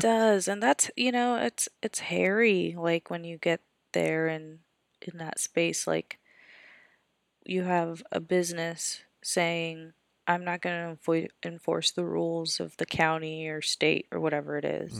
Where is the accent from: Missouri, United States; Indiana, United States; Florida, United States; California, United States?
Florida, United States; moved away; also born or lived in Tallahassee, Florida; I grew up in Florida